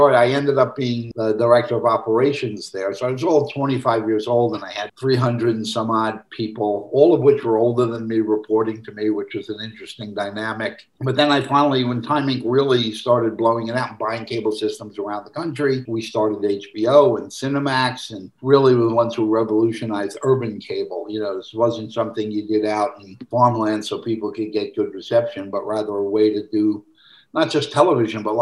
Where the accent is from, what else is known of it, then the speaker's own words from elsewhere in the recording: New York City, New York, United States; moved away as an adult; also born or lived in Los Angeles; I grew up in Brooklyn